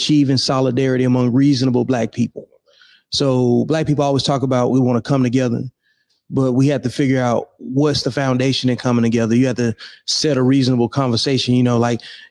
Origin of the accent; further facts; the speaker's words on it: Birmingham, Alabama, United States; moved away as an adult; Originally, I'm from Birmingham, Alabama. Yep. I left home in like 99, joined the Army